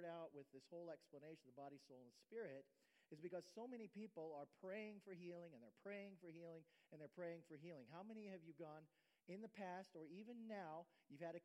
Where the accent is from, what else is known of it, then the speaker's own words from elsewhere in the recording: Ohio, United States; moved away as an adult; now in Florida, United States; I'm an Ohio boy